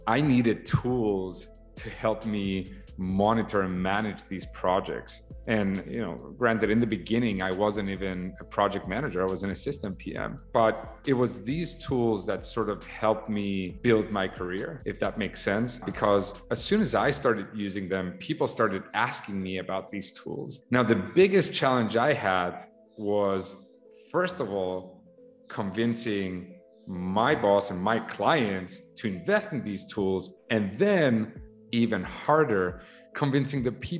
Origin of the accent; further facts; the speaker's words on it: Saudi Arabia; I grew up in Saudi Arabia. As a matter of fact, my dad is a civil engineer.